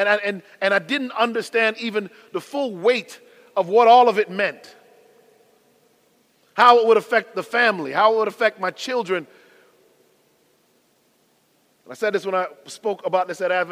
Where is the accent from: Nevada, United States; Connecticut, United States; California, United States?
Connecticut, United States; I was born in the Constitution state of Connecticut.